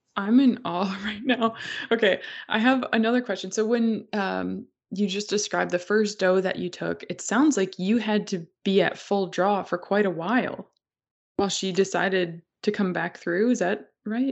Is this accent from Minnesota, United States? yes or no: yes; Minnesota, United States; moved away; I grew up in Minnesota